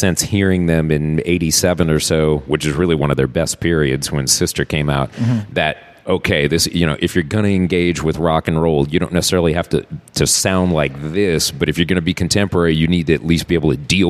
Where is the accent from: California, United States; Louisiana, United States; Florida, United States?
Louisiana, United States; Norco; I wasn't an urban kid. I grew up in Norco, which is just outside of the city. So I wouldn't say rural or suburban, but it would be what up north they would call townies. We were townies, really.